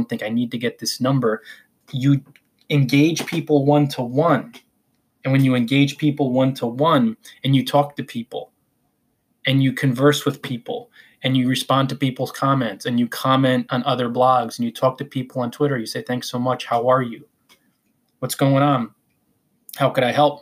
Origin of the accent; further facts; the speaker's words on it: Northern New Jersey, United States; I am from Northern New Jersey, so I say Quora